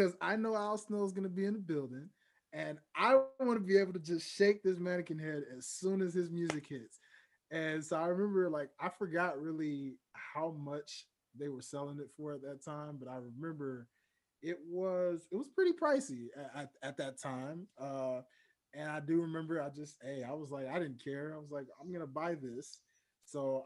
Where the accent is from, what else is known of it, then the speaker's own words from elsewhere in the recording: Memphis, Tennessee, United States; now in Atlanta, United States; I live in Atlanta, but I'm from Memphis, Tennessee